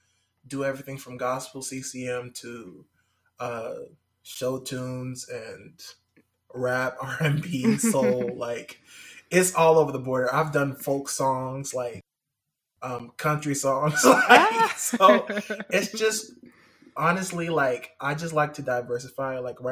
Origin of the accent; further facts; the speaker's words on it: Nashville, Tennessee, United States; also born or lived in South Carolina / North Carolina; But more about me, I grew up here in Nashville. Moved in a big circle from like North Carolina. Well, South Carolina to North Carolina, then back to here.